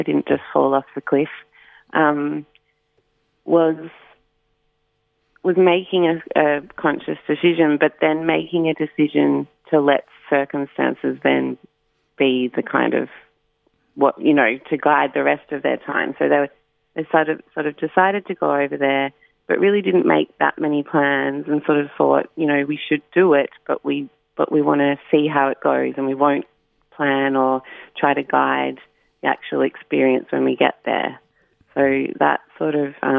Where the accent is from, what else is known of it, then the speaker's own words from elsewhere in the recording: Warrandyte, Victoria, Australia; I grew up in Warrandyte, and so I was always at the river